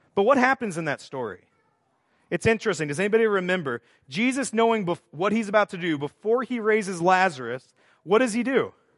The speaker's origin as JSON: {"language": "English", "region": "Texas", "country": "United States", "tie": "born or raised there", "also_born_or_lived": "Estonia", "moved": "yes", "said": "I grew up in Texas"}